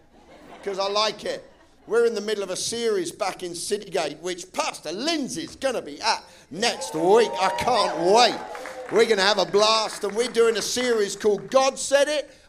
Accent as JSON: {"language": "English", "region": "England", "country": "United Kingdom", "said": "I'm English."}